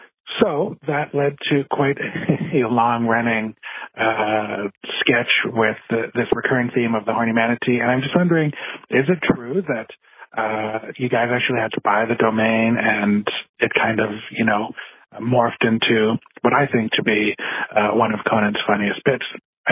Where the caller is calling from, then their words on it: Saskatoon, Saskatchewan, Canada; I am calling from Saskatoon, Saskatchewan, Canada.